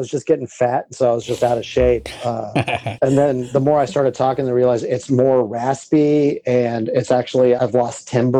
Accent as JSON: {"language": "English", "town": "Austin", "region": "Texas", "country": "United States", "tie": "born or raised there", "also_born_or_lived": "San Antonio, Texas", "said": "I was born in Austin. I started comedy in San Antonio. I played music in Austin, so I just say Texas."}